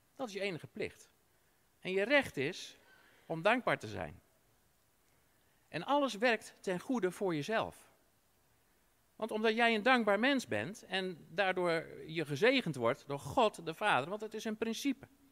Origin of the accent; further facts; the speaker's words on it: Netherlands; als Nederlander